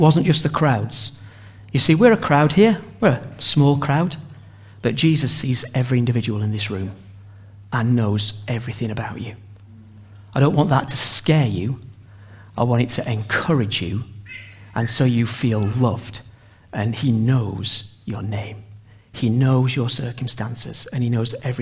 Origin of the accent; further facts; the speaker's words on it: Sheffield, Yorkshire and the Humber, United Kingdom; we're from Sheffield